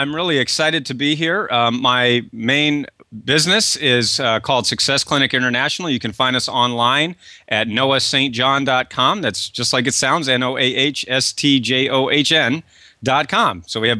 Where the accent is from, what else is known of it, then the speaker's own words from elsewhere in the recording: Kennebunkport, Maine, United States; I grew up in Kennebunkport, Maine, and you're there in Portland.